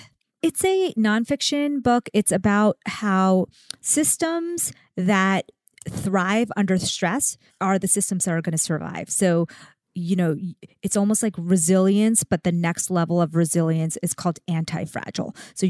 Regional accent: India; I'm Indian.

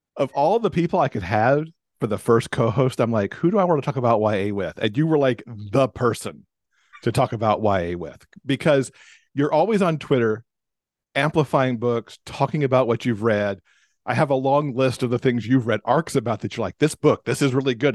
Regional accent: Alabama, United States; also born or lived in Michigan; My mom and I moved from Michigan to Alabama.

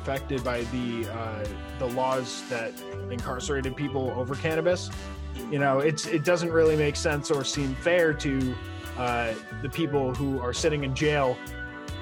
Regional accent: New York, United States; I'm from New York

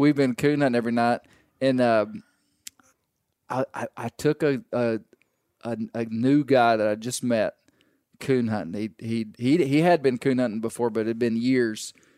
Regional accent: Arkansas, United States; we grew up in Arkansas. We, we grew up this way

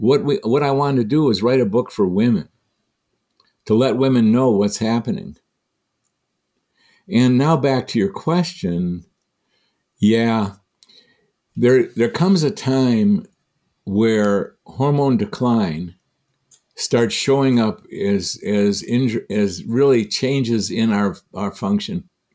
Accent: Michigan, United States; I'm from Michigan.

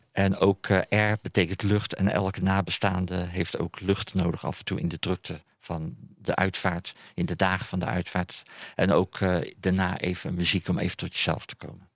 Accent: Haastrecht, South Holland, Netherlands; het dorp waar ik vandaan kom, Haastrecht

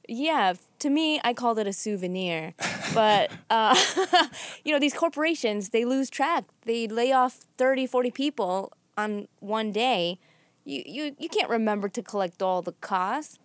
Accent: Chicago, Illinois, United States; moved away as an adult; also born or lived in Boston; I was from Chicago

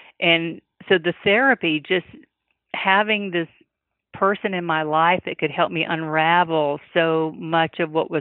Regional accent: the South, United States; now in New York, United States; being a Southerner

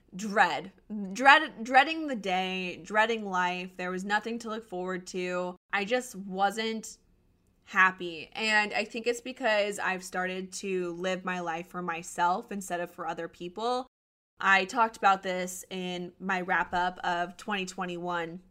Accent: Colorado, United States; moved away as an adult; also born or lived in Arizona; I was born and raised in Colorado, and so going back feels like home.

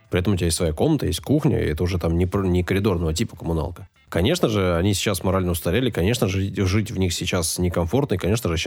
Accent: Saint Petersburg, Russia; Я родился на Васильевском

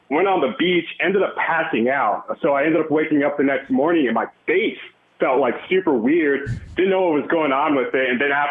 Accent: Ohio, United States; now in Seattle, United States; … from Se- or living here in Seattle, but born and raised in Ohio.

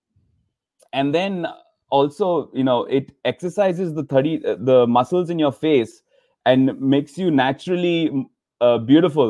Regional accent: Mumbai, Maharashtra, India; moved away as an adult; also born or lived in Redondo Beach, California; now in United States; originally I'm from Mumbai, India, and I came to America in 2012.

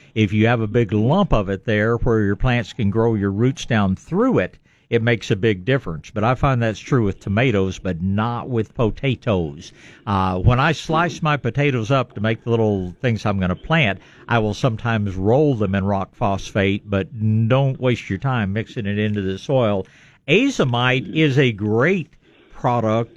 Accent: East Texas, United States; I was born in East Texas

